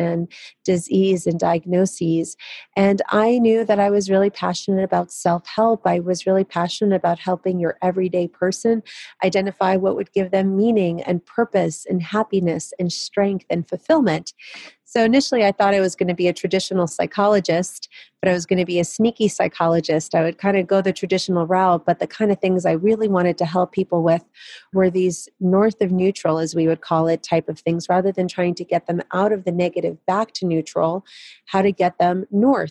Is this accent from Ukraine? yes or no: yes; Kyiv, Ukraine; moved away; I was born in Kiev, Ukraine, which was the Soviet Union back then.